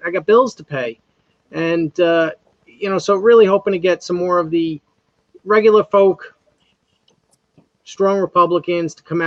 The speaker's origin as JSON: {"language": "English", "area": "North Fork of Long Island", "region": "New York", "country": "United States", "tie": "born or raised there", "said": "growing up in the North Fork of Long Island, we have a strong Indian heritage"}